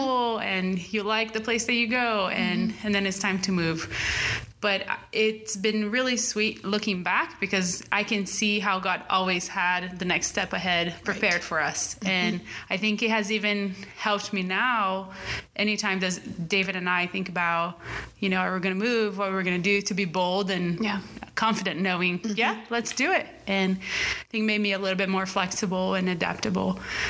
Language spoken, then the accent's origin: English; Brazil; So born and raised in Brazil, my parents are Brazilians.